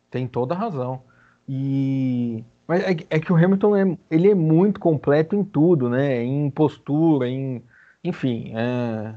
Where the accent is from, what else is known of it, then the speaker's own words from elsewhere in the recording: Brazil; a gente é brasileiro um pouco